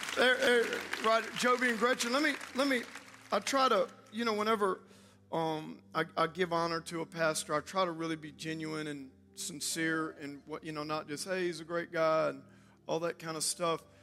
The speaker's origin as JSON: {"language": "English", "region": "South Louisiana", "country": "United States", "tie": "born or raised there", "also_born_or_lived": "New Orleans", "said": "I actually was, uh, born in New Orleans. I grew up in South Louisiana in Cajun land"}